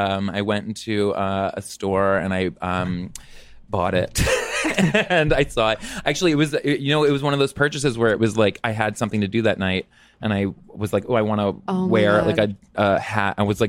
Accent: just north of Baltimore, Maryland, United States; I grew up in Maryland, just north of Baltimore.

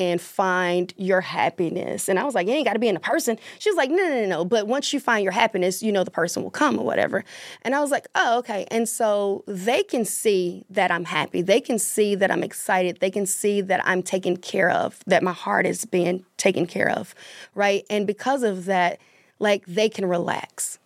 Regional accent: Mississippi, United States; moved away as an adult; also born or lived in Atlanta, Georgia; I'm from Mississippi, but I lived in Atlanta for seventeen years.

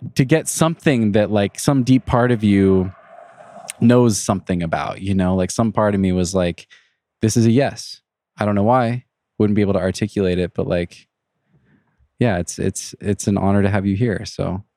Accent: Leavenworth, Washington, United States; also born or lived in Wenatchee; I grew up in Leavenworth

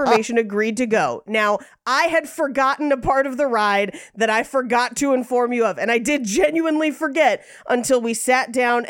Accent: the Bay Area, California, United States; moved away; I grew up in the Bay

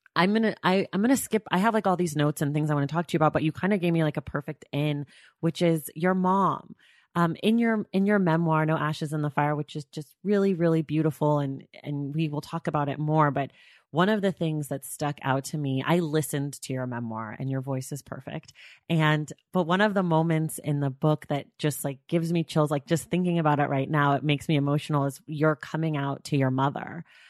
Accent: Oakland, California, United States; I'm from Oakland, California.

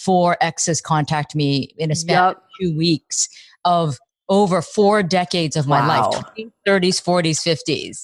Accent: Dayton, Ohio, United States; moved away as an adult; my hometown, Dayton, Ohio

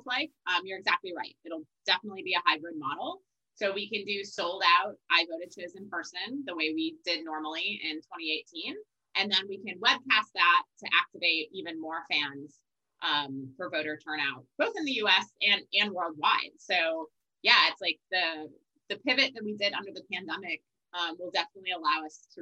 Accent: Wisconsin, United States; moved away; I'm from Wisconsin originally

